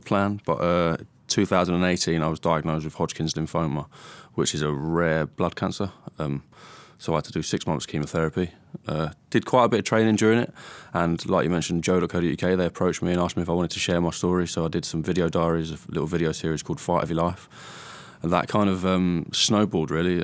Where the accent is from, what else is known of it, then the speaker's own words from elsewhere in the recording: Stevenage, East of England, United Kingdom; I was born in Stevenage, Hertfordshire.